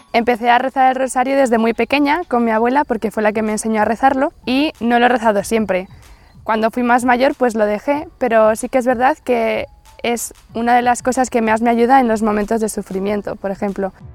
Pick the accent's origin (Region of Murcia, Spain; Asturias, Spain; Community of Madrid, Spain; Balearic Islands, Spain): Community of Madrid, Spain; Madrid; tengo 20 años, estudio Magisterio Infantil y soy de Madrid